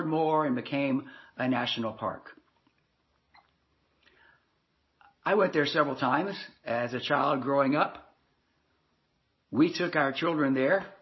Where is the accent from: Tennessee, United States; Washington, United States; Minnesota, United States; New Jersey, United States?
Tennessee, United States; Nashville; I grew up in Nashville, Tennessee